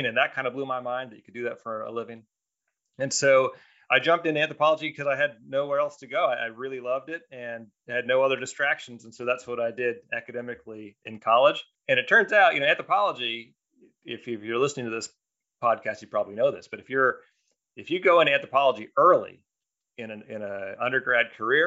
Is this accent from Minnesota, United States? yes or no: no; Kersey, Pennsylvania, United States; I grew up in Western Pennsylvania, out in the sticks, Kersey, Pennsylvania